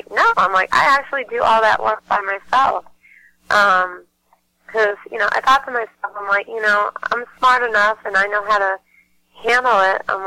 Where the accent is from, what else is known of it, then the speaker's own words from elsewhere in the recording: Massachusetts, United States; I'm from Mass